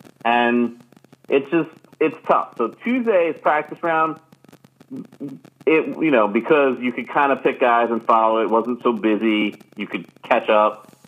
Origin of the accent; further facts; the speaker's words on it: New York, United States; I'm from Long Island bias and like Bethpage is like our spot.